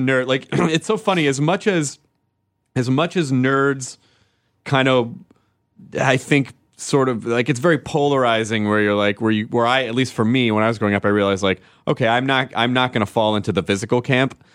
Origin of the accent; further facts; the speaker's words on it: the South, United States; moved away; growing up in the South